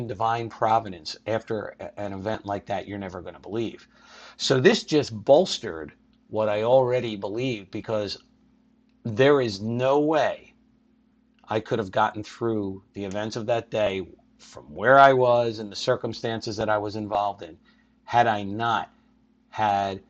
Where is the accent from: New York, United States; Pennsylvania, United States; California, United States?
Pennsylvania, United States; Philadelphia; born or raised there